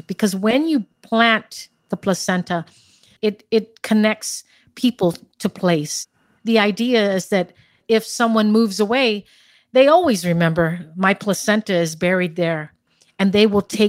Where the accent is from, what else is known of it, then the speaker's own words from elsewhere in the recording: Guam; Born and raised in Guam, in the Marianas.